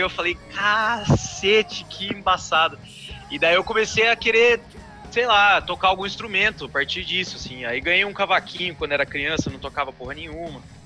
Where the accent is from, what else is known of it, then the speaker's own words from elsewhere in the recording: Cascavel, Paraná, Brazil; moved away as an adult; also born or lived in Chapecó, Santa Catarina; now in Curitiba, Brazil; vim visitar minha família na minha cidade natal, Cascavel, no Paraná